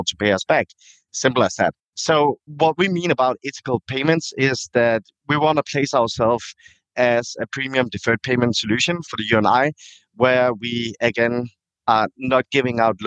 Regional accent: Denmark; moved away as an adult; also born or lived in Thailand; Born and raised in Denmark, moved back to Thailand in 2009, where I lived for 10 years, and then I moved back to Denmark again.

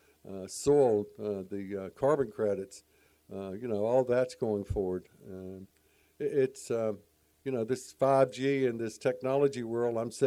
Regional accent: Charlotte, North Carolina, United States; I grew up in Charlotte

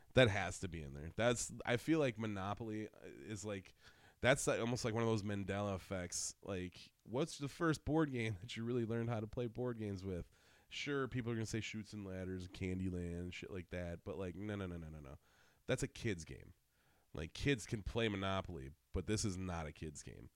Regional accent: Wisconsin, United States; I'm from Wisconsin

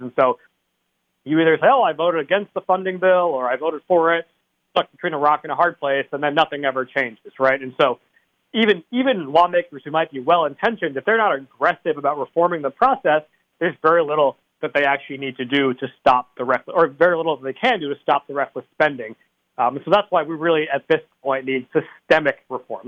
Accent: East Greenwich, Rhode Island, United States; my hometown of East Greenwich

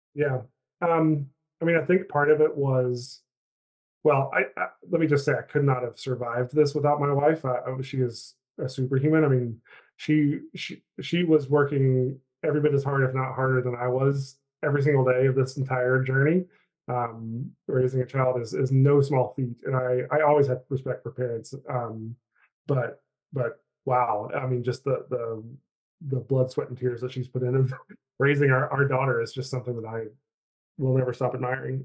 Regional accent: Chilhowie, Virginia, United States; moved away as an adult; also born or lived in North Carolina / Kansas City; now in Charlottesville, United States; I'm um, from a little tiny town in Southwest Virginia called Chilhowie

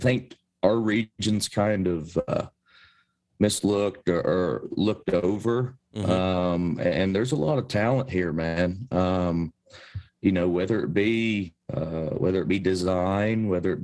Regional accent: Appalachia, United States; us here in Appalachia

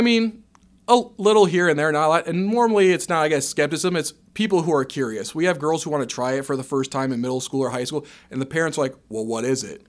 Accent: Dyersville, Iowa, United States; moved away as an adult; now in Ames, United States; I'm originally from Northeast Iowa over in Dyersville ended up in Ames via Iowa State

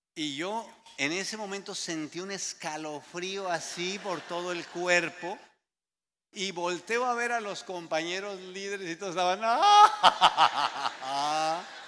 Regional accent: Mexico; Había como cinco mexicanos allá afuera, los que estábamos ahí llegando

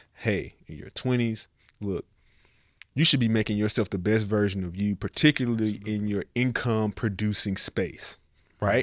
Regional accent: Nashville, Tennessee, United States; now in Miami, United States; I'm from Nashville.

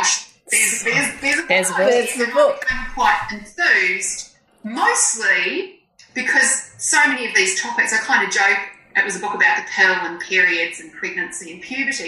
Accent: New Zealand; I'm a Kiwi

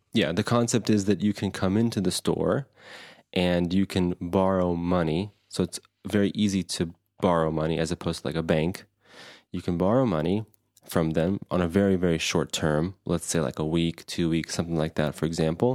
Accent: Anderson, Indiana, United States; me and Phil, growing up in Anderson, Indiana

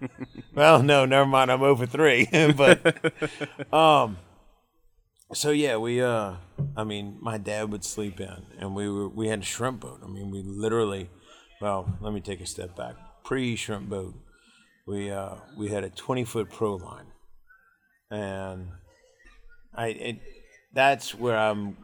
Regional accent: Metairie, Louisiana, United States; we grew up in Metairie, which is a suburb of New Orleans

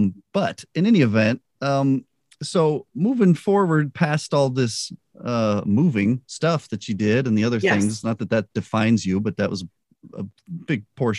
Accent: Albuquerque, New Mexico, United States; Because I grew up in Albuquerque. Yep. We moved there when I was a baby, and my parents split up and my mom moved and lived other places

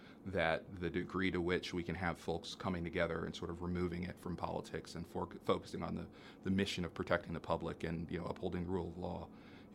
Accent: Indianapolis, Indiana, United States; also born or lived in Maryland; come back to my hometown to practice in Indianapolis

